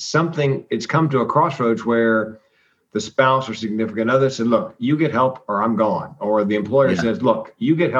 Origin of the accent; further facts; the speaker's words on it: the South, United States; I'm from the South